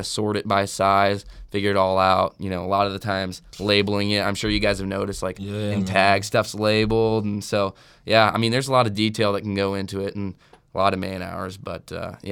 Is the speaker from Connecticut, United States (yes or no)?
no; Springfield, Missouri, United States; moved away as an adult; now in Lincoln, United States; I'm from Springfield, Missouri. So like Southwest Missouri